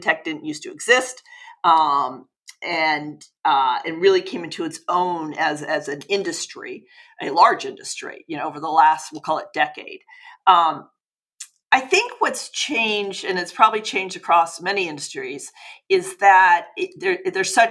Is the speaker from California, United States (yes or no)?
yes; Los Angeles, California, United States; I'm originally from Los Angeles.